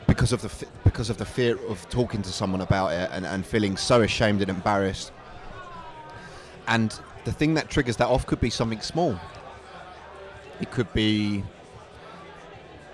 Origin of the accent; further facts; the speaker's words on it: Basildon, East of England, United Kingdom; also born or lived in Chelmsford; I'm from Essex. Originally grew up in Basildon, but I moved out to Chelmsford